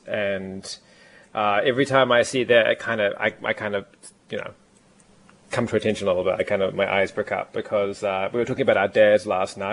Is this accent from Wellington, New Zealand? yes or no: yes; Lower Hutt, Wellington, New Zealand; Lower Hutt, which is where I actually grew up